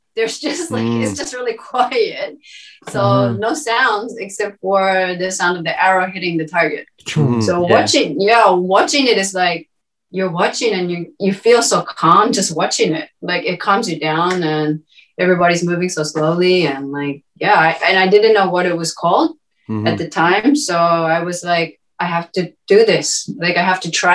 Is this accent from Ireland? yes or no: no; New Zealand; moved away as an adult; also born or lived in Tokyo, Japan; now in Saitama, Japan; from New Zealand, originally. So born and raised in New Zealand.